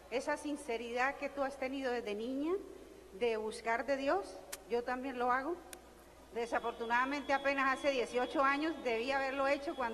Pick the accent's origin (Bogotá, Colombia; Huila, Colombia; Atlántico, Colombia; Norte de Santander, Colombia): Atlántico, Colombia; Barranquilla; Soy de Barranquilla, donde Sofía Vergara y Shakira.